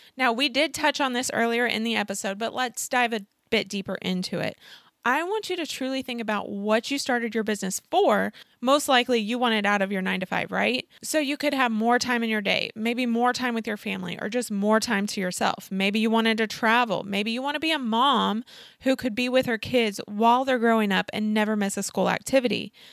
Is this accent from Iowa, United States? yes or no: no; Oklahoma, United States; moved away as an adult; also born or lived in St. Louis, Missouri; I moved to Saint Louis from Oklahoma back in twenty sixteen